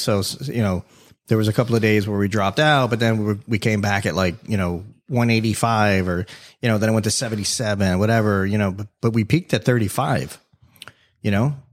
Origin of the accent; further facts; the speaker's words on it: Davie, Florida, United States; accent: New York; also born or lived in New York City; I lived in New York for, you know, about five years as a kid, right? I was born in South Florida, moved to New York, came back